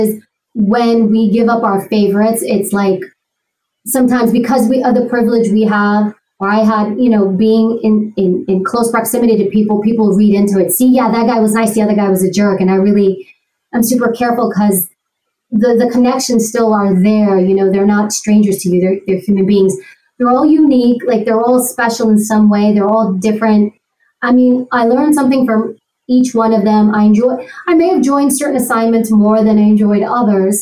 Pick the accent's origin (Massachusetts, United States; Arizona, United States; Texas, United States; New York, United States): New York, United States; New York City; I grew up in Queens. I grew up in New York.